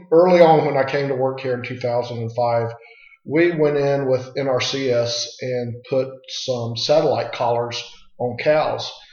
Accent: Manatee County, Florida, United States; I grew up on a small family cattle ranch. Um, we are. I'm a sixth generation. My kids are seventh of Manatee County, Florida.

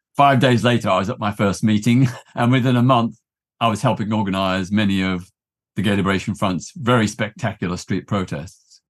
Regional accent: Melbourne, Victoria, Australia; now in United Kingdom; I grew up in Australia in the nineteen sixties

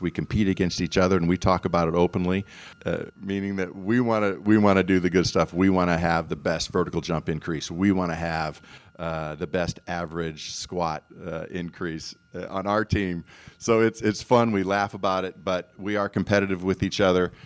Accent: Iowa, United States; also born or lived in Tucson, Arizona; now in Knoxville, United States; growing up in Iowa

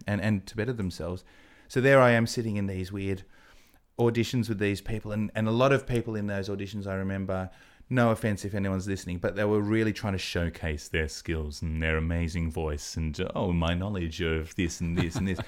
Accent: Adelaide, South Australia, Australia; also born or lived in England; I'm from Adelaide

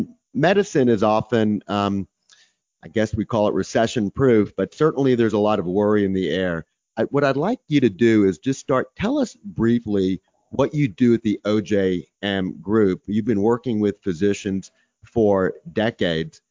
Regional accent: Texas, United States; I'm from Texas

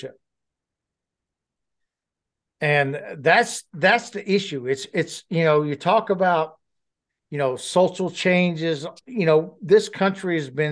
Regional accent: New Orleans, Louisiana, United States; New Orleans, where I come from, where I grew up in Louisiana

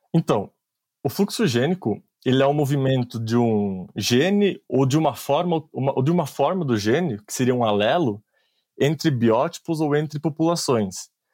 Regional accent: Anta Gorda, Rio Grande do Sul, Brazil; moved away as an adult; also born or lived in Colorado, United States; eu sou natural de Antagorda, no Rio Grande do Sul

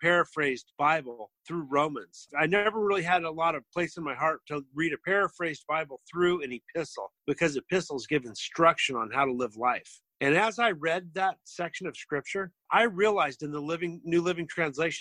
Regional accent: Portland, Oregon, United States; born and raised in Portland, like myself

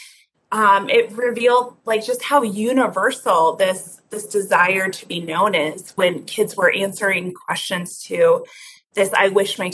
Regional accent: Denver, Colorado, United States; I came back to Denver, my hometown

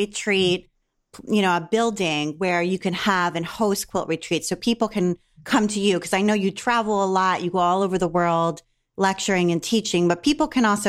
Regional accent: Maryland, United States; I grew up in Maryland.

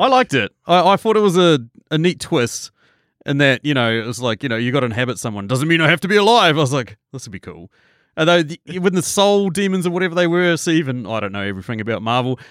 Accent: New Zealand

